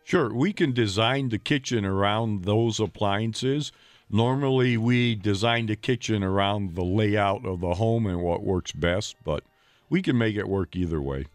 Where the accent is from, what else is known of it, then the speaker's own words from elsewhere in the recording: Ohio, United States; now in Milwaukee, United States; I grew up in Ohio uh, with my father